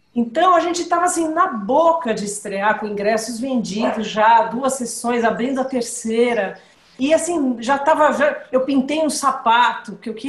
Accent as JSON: {"language": "Portuguese", "region": "São Paulo", "country": "Brazil", "said": "Eu sou paulista"}